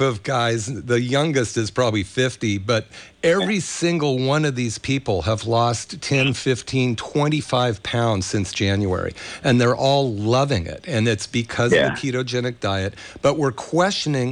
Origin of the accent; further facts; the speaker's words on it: Berkeley, California, United States; I grew up in Berkeley